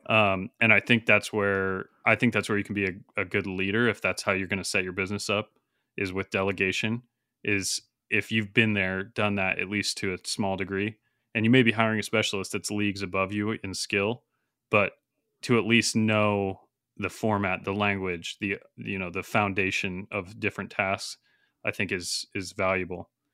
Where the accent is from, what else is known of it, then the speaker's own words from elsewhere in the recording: Montana, United States; a university near where I grew up in Montana, Dillon, Montana